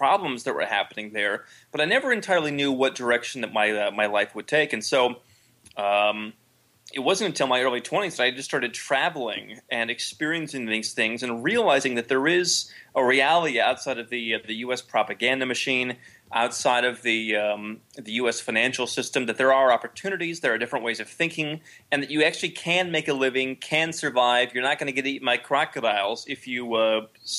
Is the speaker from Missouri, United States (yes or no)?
no; Ohio, United States; moved away; I grew up in Ohio, of all places. I grew up in the Midwest